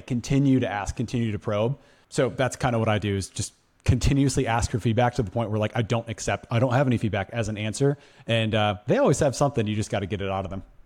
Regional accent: Madison, Wisconsin, United States; now in Phoenix, United States; I'm from Madison, Wisconsin.

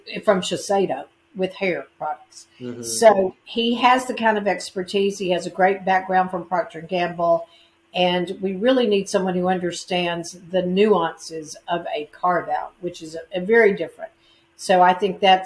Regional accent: Mississippi, United States; moved away; I grew up in Mississippi

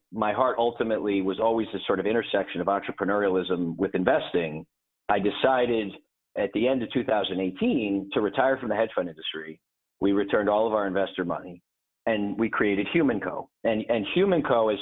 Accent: a small town northwest of Hartford, Connecticut, United States; I grew up in the Northeast in a small town northwest of Hartford, Connecticut

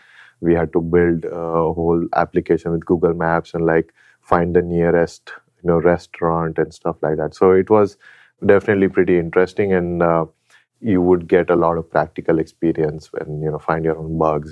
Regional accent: Mumbai, Maharashtra, India; moved away as an adult; now in United States; Yeah, so I was born in India and in Bombay

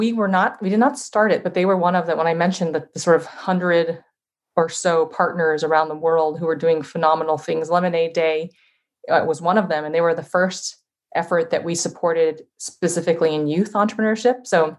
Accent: Iowa, United States; born there; I was born in Iowa originally. I have family there. I have family in Chicago.

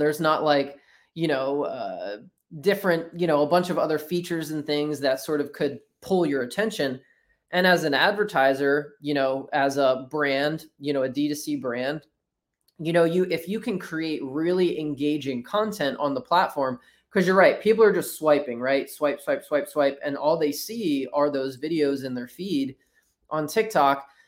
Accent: New Jersey, United States; now in Orlando, United States; I grew up in South Jersey

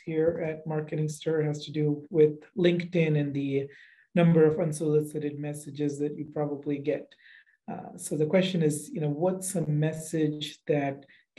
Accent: Jharkhand, India; also born or lived in Texas; now in United States; Yeah, I grew up in India.

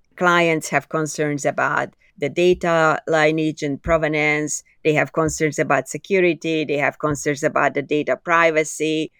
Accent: Budapest, Hungary; English is a second language; moved away as an adult; now in Canada; I was born in Budapest, Hungary, as you could probably hear from my accent.

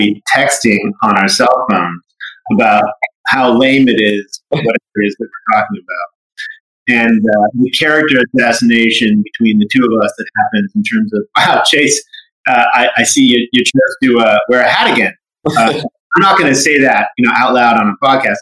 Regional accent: Los Angeles, California, United States; also born or lived in South Africa; I'm a native to Los Angeles. I grew up here. Yeah, I'm a nice Jewish boy from the Valley, San Fernando Valley. And actually, we came from South Africa. We moved here when I was 3 years old.

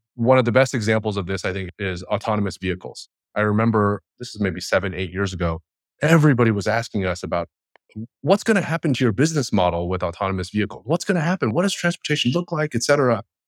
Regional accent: Bay Area, California, United States; I grew up in the Bay Area

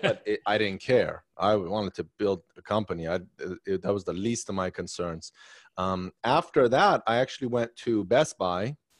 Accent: Maryland, United States; also born or lived in Arlington, Virginia; now in Washington, D.C., United States; I grew up in Maryland. I was seven

